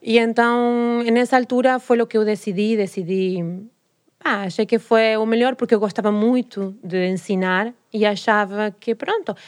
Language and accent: Portuguese; Rosario, Santa Fe, Argentina; Portuguese is a second language; moved away as an adult; also born or lived in Santa Monica, United States; now in Lisbon, Portugal; eu nasci numa cidade muito pequena. Muito pequena não, mas mais pequena que Buenos Aires, que é o que a gente, toda a gente conhece de da, da Argentina, que chama-se Rosário